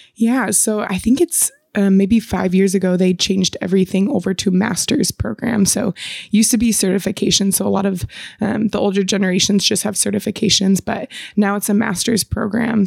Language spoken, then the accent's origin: English; Michigan, United States; moved away as an adult; also born or lived in Chicago; now in Washington, United States; I'm actually from Michigan